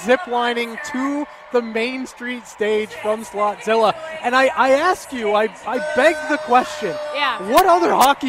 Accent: Southern California, United States; now in Las Vegas, United States; I'm from Southern California, so when you look at me, I know traffic.

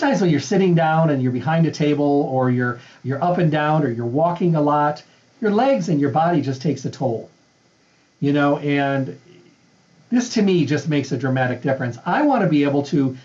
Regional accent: Midwest, United States; moved away; I'm from the Midwest.

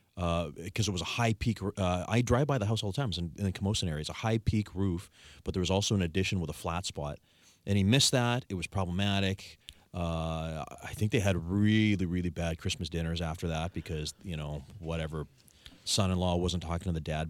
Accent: Victoria, British Columbia, Canada; I was born and raised in Greater Victoria. I've never left

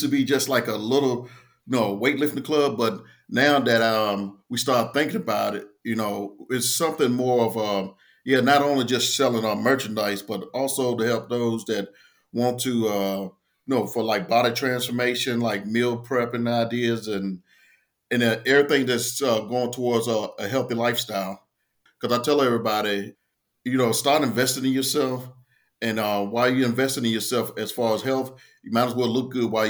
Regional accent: Portsmouth, Virginia, United States; I'm originally from Portsmouth, Virginia, little town outside, well, within the Tidewater area.

